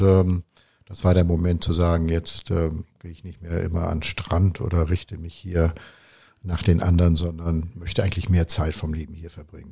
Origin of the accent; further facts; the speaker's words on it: Hamburg, Germany; moved away as an adult; now in Provence, France; Ich bin dann irgendwo in Hamburg geboren.